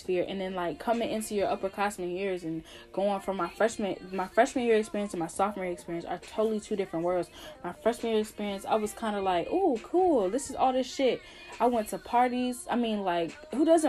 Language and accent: English; New Jersey, United States; moved away as an adult; also born or lived in North Carolina; I'm from New Jersey and I went to school in North Carolina, 7 hours away from home.